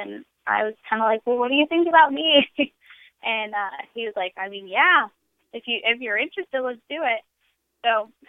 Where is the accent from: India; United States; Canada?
United States; right outside of Chicago, Illinois; I grew up in the Midwest, like right outside of Chicago